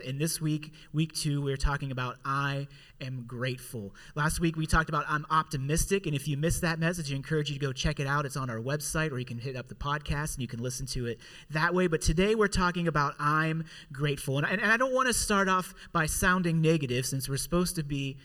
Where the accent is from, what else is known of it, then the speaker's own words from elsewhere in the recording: Pittsburgh, Pennsylvania, United States; also born or lived in Indiana; here in Pittsburgh is where I'm from, where I was born and raised here in Pittsburgh